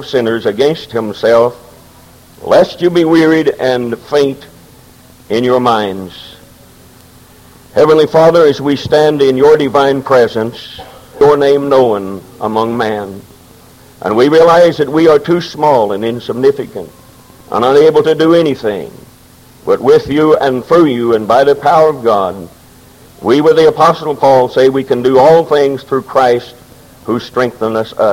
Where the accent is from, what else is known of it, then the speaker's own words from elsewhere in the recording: Momence, Illinois, United States; I was born in Maunee, Illinois